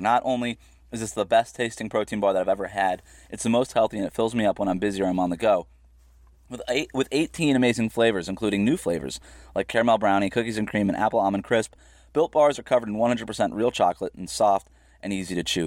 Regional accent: Florida, United States; I was born and raised in Florida

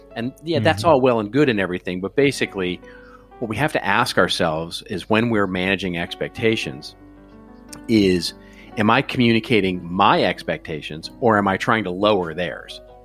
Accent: United States; as an American

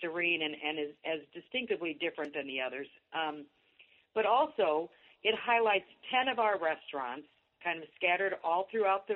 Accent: Illinois, United States; now in Hocking Hills, Ohio, United States; I grew up in Illinois, thought that the entire Midwest was flat

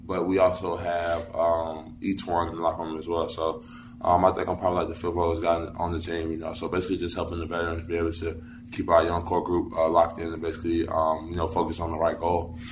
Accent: North Carolina, United States; I'm from North Carolina. I'm, I'm from around these areas

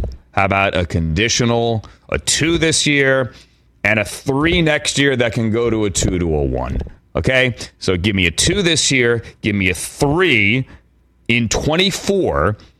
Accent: Virginia, United States; Full disclosure, as I mentioned earlier, I am from the Commonwealth of Virginia.

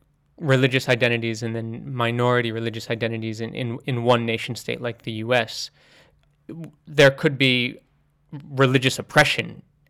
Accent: United States; I was born and raised in America, so that would be a dominant Christian religion or culture. But I'm not spiritually, I don't practice any religion

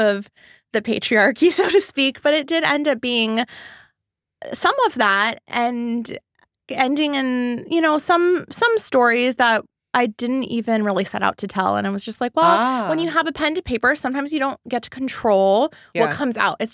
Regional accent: Laguna Beach, California, United States; also born or lived in Los Angeles; growing up in Laguna Beach, California, and coming to Los Angeles

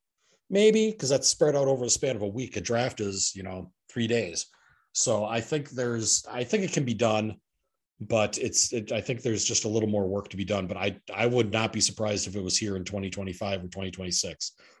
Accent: Oshkosh, Wisconsin, United States; my hometown. EAA in Oshkosh

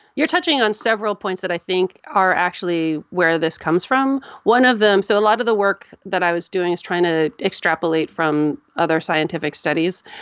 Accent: United States; I'm an American

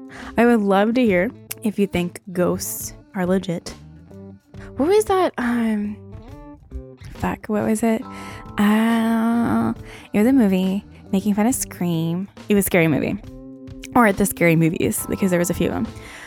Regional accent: Baltimore, Maryland, United States; I'm from Baltimore, and that's where I was.

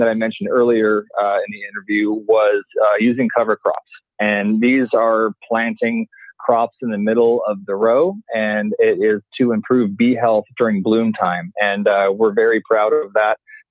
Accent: Orange County, Southern California, United States; moved away; I grew up in Southern California, Orange County

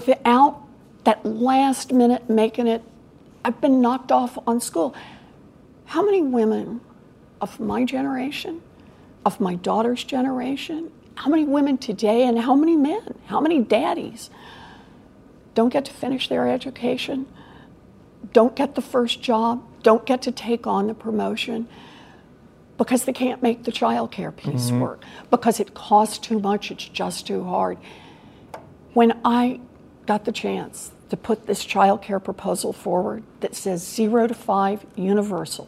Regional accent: Oklahoma, United States; now in Massachusetts, United States; I grew up in Oklahoma

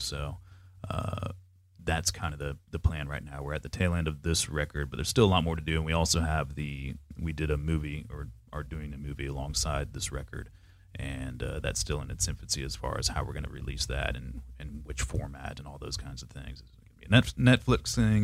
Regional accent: Panama City, Florida, United States; now in Jacksonville, United States; I grew up in Panama City, Florida, and we were known for our paper mill smell

